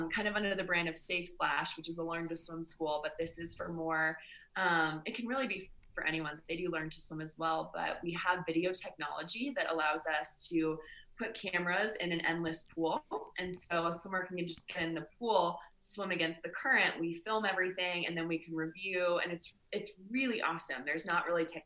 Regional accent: California, United States; I was born in California.

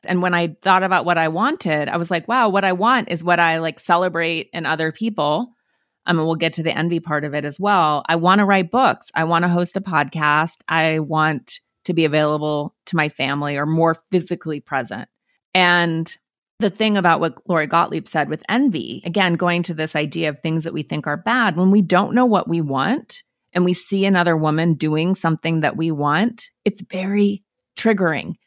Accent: Montana, United States; I'm from Montana

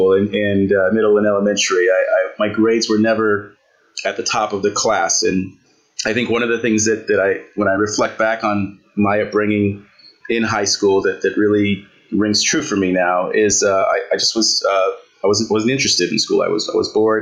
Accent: Santa Ana, California, United States; also born or lived in Bronx, New York; now in Ohio, United States; I grew up in Santa Ana, California

